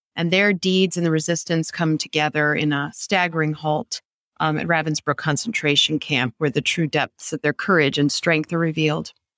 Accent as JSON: {"language": "English", "town": "Annapolis", "region": "Maryland", "country": "United States", "tie": "born or raised there", "said": "I grew up in Annapolis where the past is very much alive around us"}